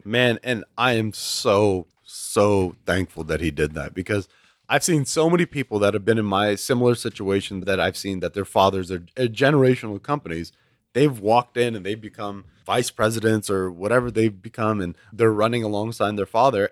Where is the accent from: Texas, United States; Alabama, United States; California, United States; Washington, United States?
Texas, United States; Houston; I was born and raised in Houston